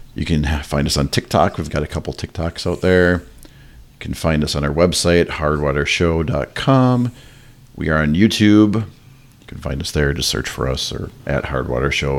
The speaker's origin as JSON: {"language": "English", "region": "Minnesota", "country": "United States", "said": "I'm from Minnesota"}